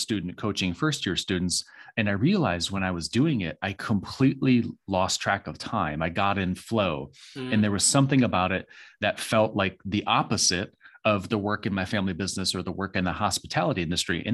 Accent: Michigan, United States; moved away as an adult; also born or lived in Phoenix, Arizona; now in North Carolina, United States; I was raised in a really small town in Michigan

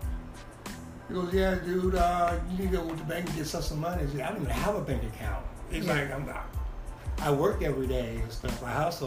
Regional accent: Bakersfield, California, United States; I'm from Bakersfield

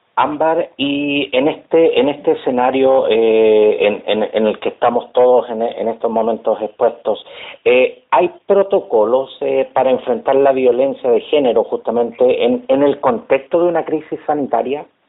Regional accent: Chile

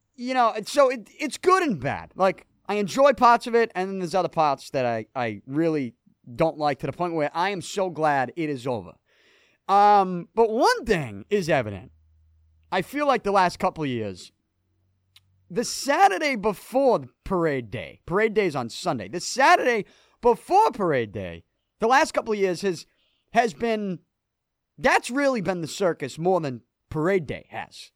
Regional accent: Boston, Massachusetts, United States; I'm from Southie, born and raised.

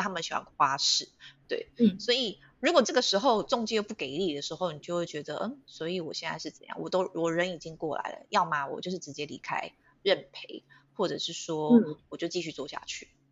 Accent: Taiwan; 我们我们台湾人当然会反抗啊

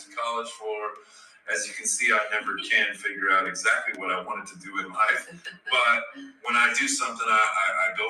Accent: Nebraska, United States; also born or lived in Yankton, South Dakota; I grew up in Nebraska

